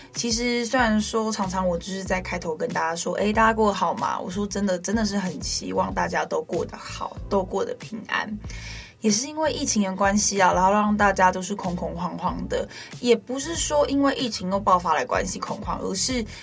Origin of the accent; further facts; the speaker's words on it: Guanshan, Taitung County, Taiwan; 我是来自台东关山德高打鼓饭部落的阿美族